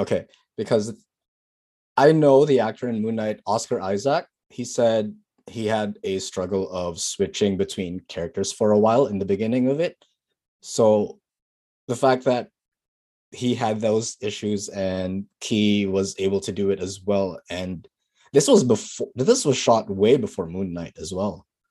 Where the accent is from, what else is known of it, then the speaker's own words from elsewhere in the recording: Philippines; now in Canada; we're Filipino. We have a lot of English in our country